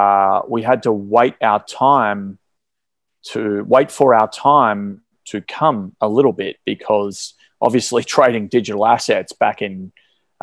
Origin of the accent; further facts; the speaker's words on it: Melbourne, Victoria, Australia; I was born and raised in Melbourne here in Australia